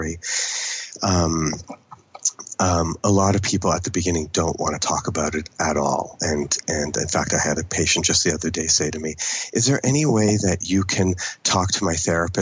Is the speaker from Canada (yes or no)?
yes; Toronto, Ontario, Canada; first language English; I grew up in Toronto for the American, it's really the Anglophone part of Canada